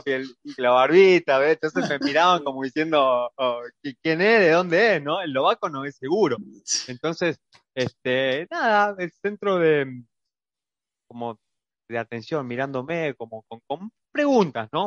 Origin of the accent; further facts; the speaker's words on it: Argentina; moved away as an adult; now in Bratislava, Slovakia; soy una persona argentina